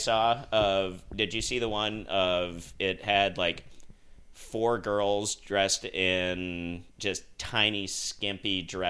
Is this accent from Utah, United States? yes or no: yes; Salt Lake City, Utah, United States; I grew up in Salt Lake